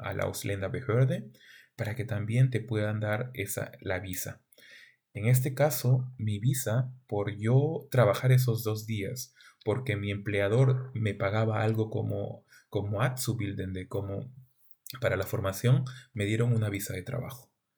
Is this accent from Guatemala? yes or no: no; Túcume, Lambayeque, Peru; moved away as an adult; now in Germany; mi pueblo o distrito se llama Túcume, es un pequeño distrito en el norte del Perú, en la región de Lambayeque